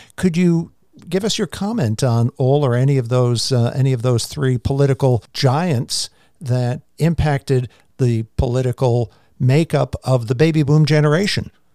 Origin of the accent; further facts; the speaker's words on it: New York City, New York, United States; I grew up in Queens, Jamaica Estates in New York